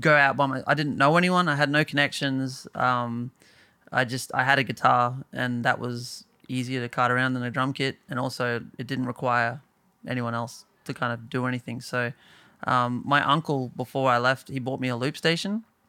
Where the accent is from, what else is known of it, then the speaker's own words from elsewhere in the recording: Bowen, Queensland, Australia; moved away as an adult; now in Brisbane, Australia; I moved initially from Bowen to Brisbane